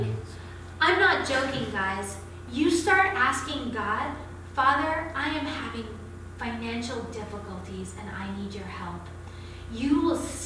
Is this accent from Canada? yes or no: yes; Canada; I'm Canadian